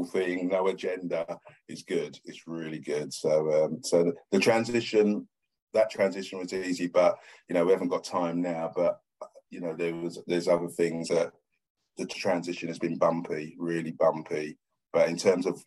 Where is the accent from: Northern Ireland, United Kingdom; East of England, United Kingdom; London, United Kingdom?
London, United Kingdom; I was born in Stratford, East London, cement floor, block of flats